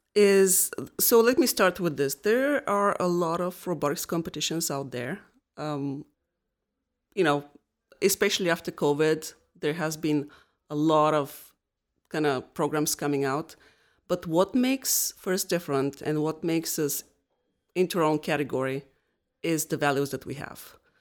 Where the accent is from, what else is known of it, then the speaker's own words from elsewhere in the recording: Bulgaria; moved away as an adult; also born or lived in New Hampshire, United States; now in Rhode Island, United States; I am originally from Bulgaria. The first 22 years of my life I spent there, and then I moved to the United States.